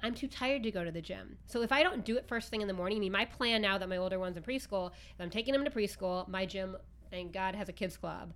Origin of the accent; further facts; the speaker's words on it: Midwest, United States; moved away; also born or lived in New York City; I'm from the Midwest